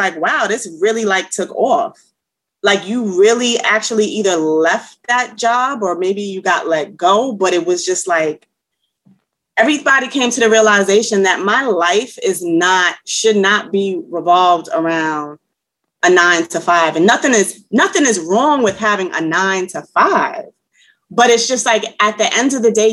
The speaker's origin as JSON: {"language": "English", "town": "New York City", "region": "New York", "country": "United States", "tie": "born or raised there", "said": "I'm from New York. I'm a Bronx native, Soundview area."}